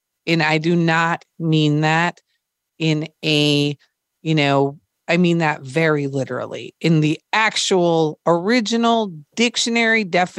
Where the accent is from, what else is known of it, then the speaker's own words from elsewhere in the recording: Minnesota, United States; Well, I grew up in Minnesota, so it was cold.